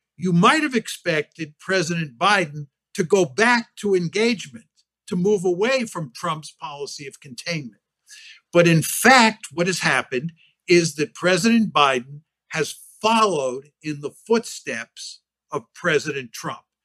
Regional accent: United States; I, as an American

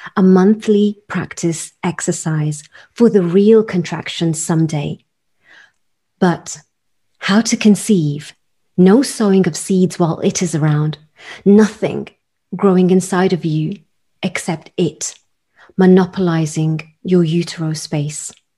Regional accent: United Kingdom; as a British Indian or South Asian woman

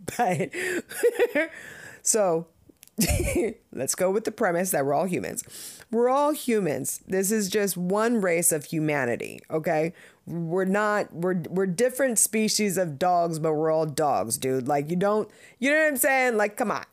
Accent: Southern California, United States; also born or lived in Jamaica (family); now in Connecticut, United States; I grew up in Southern California

